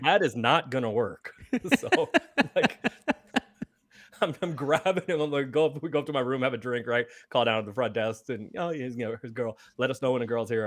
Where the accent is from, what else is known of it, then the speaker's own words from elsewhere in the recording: San Francisco, California, United States; I grew up in San Francisco, so I did grow up a Warriors fan